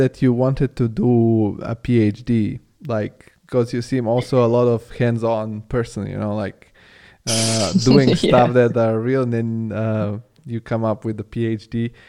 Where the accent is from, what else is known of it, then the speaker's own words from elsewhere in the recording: Bulgaria; English is a second language; also born or lived in Italy; now in Germany; because I come from Bulgaria originally, and I come, and it's not so different than Serbia. And now I live in Germany, and I've lived in Italy.